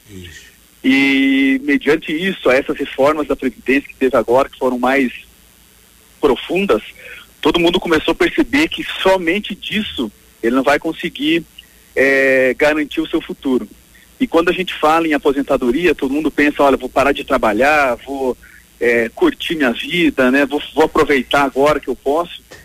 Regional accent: Pato Branco, Paraná, Brazil; eu sou nascido e criado em Pato Branco

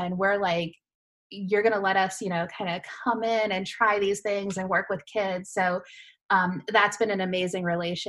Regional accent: Massachusetts, United States; also born or lived in Florida; we're both from Massachusetts

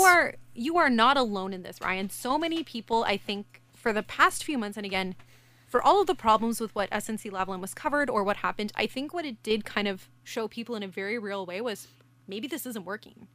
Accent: Canada

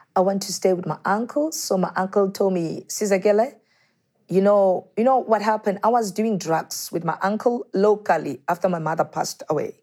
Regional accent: Soweto, Gauteng, South Africa; born and brought up in Soweto

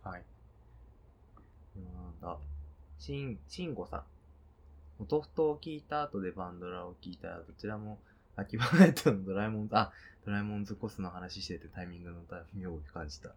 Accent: Hokkaido, Japan; moved away; 北海道の実家

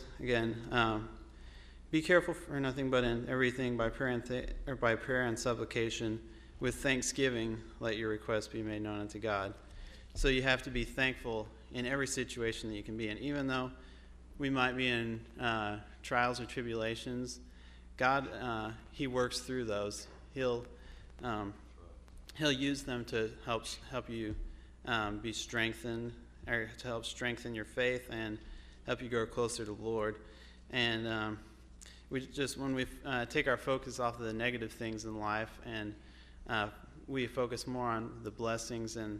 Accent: McClure, Illinois, United States; I'm from McClure, Illinois.

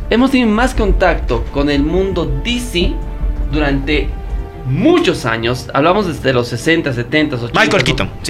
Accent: Bolivia; Somos de Bolivia, señores. Somos bolivianos.

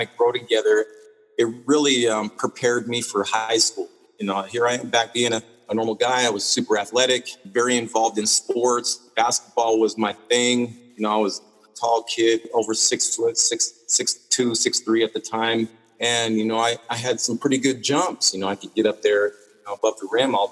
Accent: Salt Lake City, Utah, United States; being a kid, growing up in Salt Lake City, Utah

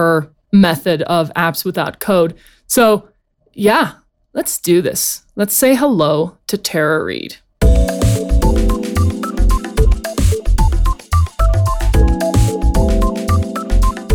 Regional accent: South Africa; I was born and raised in South Africa

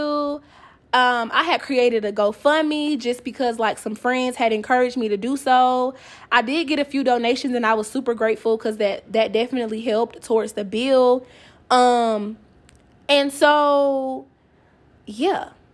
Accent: Atlanta, Georgia, United States; now in Kansas City, United States; I am from Atlanta

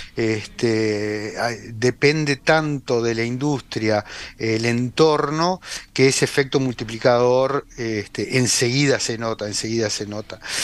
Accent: Uruguay; como uruguayos

